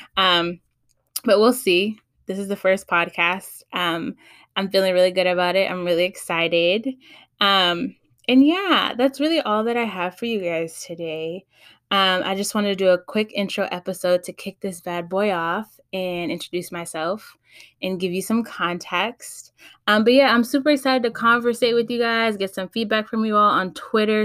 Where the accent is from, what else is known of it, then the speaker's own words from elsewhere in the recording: Los Angeles, California, United States; also born or lived in Texas; I was born and raised in the Valley, San Fernali, San Fernando Valley, that is, L A County